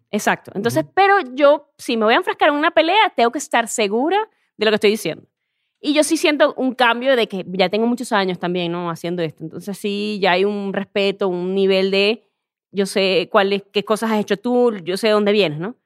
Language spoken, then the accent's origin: Spanish; Venezuela; moved away as an adult; also born or lived in Spain; now in Mexico; soy venezolana